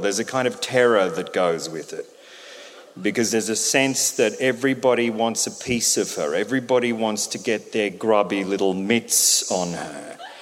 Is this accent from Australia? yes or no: yes; Albury, New South Wales, Australia; When I was a boy growing up in Albury Wodonga in the 70s